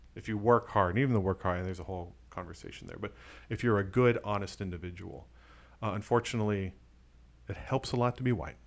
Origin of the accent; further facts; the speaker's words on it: Arizona, United States; moved away as an adult; I was born in Arizona